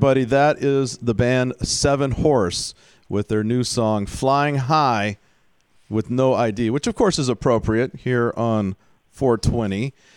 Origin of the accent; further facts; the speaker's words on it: Houston, Texas, United States; I grew up in Houston